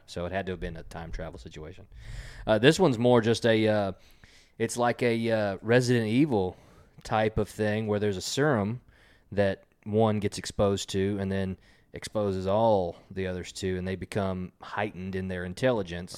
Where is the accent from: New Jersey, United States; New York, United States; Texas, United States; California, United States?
Texas, United States; We're from Texas